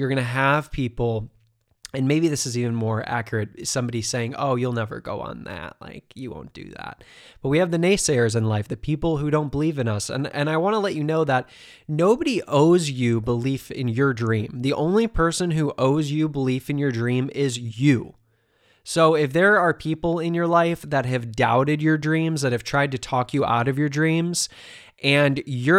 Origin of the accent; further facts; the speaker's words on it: Ohio, United States; You know, I grew up in Ohio.